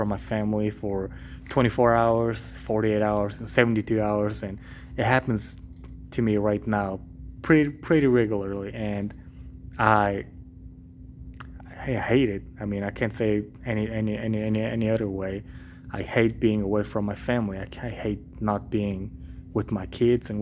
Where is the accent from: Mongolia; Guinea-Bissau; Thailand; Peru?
Mongolia; moved away; I grew up in Mongolia